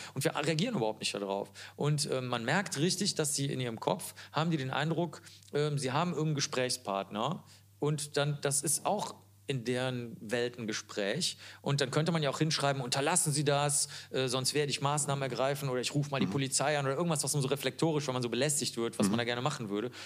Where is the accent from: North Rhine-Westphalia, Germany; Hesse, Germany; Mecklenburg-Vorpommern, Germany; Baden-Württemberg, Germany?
North Rhine-Westphalia, Germany; Cologne; Ich komme ja aus Köln